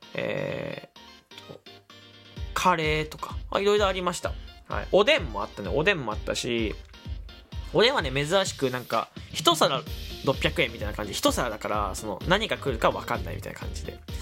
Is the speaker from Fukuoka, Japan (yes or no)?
yes; Kyushu, Fukuoka, Japan; moved away; 僕関西、まあ西日本出身だからだけど、九州福岡出身だから